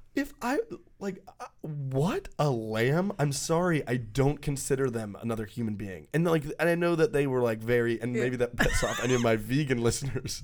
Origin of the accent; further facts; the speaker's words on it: Texas, United States; we grew up in Texas